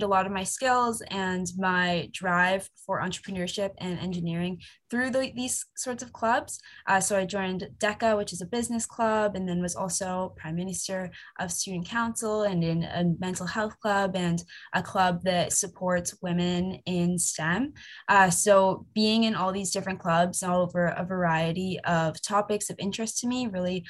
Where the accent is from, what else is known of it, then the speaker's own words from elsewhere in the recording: Waterdown, Ontario, Canada; I am originally from Hamilton, a small town called Waterdown.